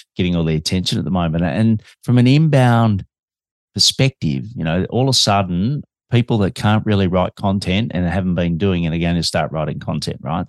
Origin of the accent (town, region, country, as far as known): Melbourne, Victoria, Australia